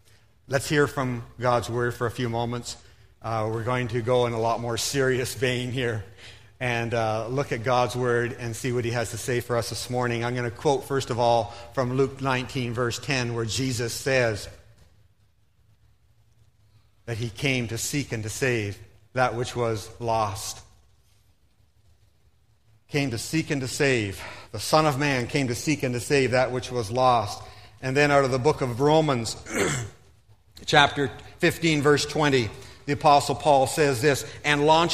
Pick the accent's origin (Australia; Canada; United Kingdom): Canada; Stouffville, Ontario; moved away as an adult; also born or lived in Philippines; I grew up in Stouffville, Ontario